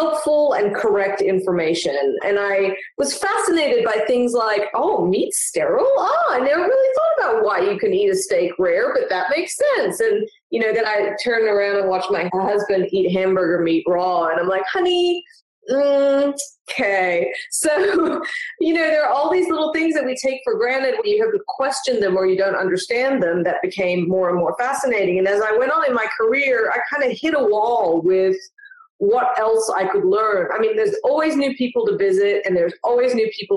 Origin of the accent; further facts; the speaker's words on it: Melbourne, Victoria, Australia; I'm originally from Melbourne, Australia